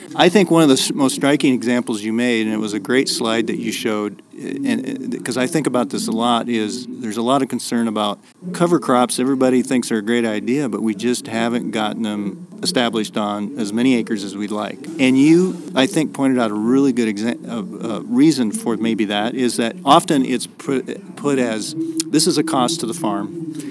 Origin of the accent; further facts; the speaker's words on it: Iowa, United States; moved away; I'm from Iowa originally